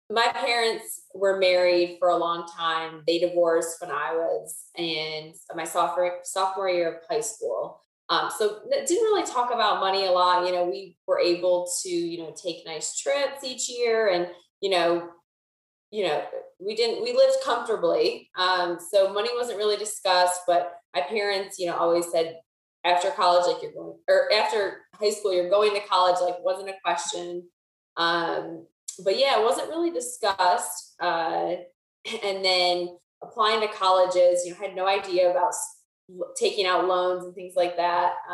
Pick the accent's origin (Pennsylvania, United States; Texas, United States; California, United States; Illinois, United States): Pennsylvania, United States; moved away as an adult; now in Charlotte, United States; I'm from Pennsylvania. I was born and raised and went to college with Alex at Bloomsburg University of Pennsylvania. Um, and then after graduation, I moved down to Charlotte, North Carolina, where I'm still at. Um, so I've been here five and a half years.